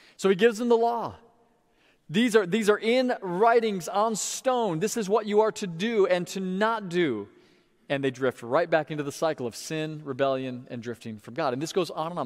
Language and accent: English; Sebring, Florida, United States; my hometown of Sebring, Florida